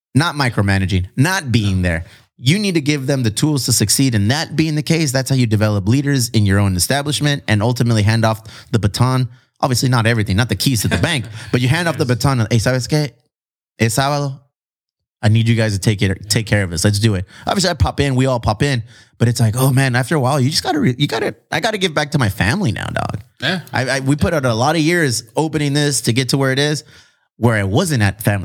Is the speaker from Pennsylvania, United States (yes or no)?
no; Chula Vista, California, United States